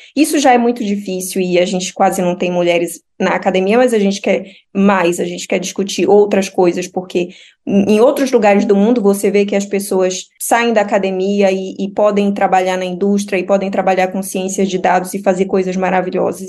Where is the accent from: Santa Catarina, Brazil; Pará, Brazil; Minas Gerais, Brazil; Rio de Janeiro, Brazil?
Pará, Brazil; moved away as an adult; also born or lived in Espírito Santo; now in Jyväskylä, Finland; eu sou paraense